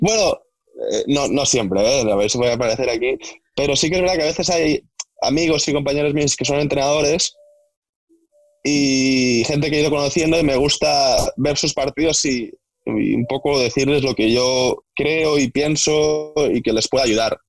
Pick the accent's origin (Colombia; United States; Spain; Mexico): Spain; Ulldecona, Catalonia; moved away as an adult; now in England; soy de un pueblo que se llama Videcona, que está muy lejos, está a una hora de Reus